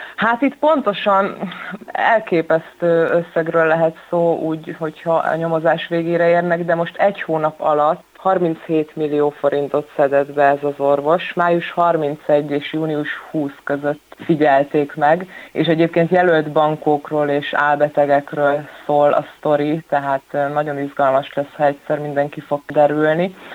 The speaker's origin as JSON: {"language": "Hungarian", "town": "Szolnok", "region": "Jász-Nagykun-Szolnok", "country": "Hungary", "said": "én szolnoki vagyok, szolnokon élek"}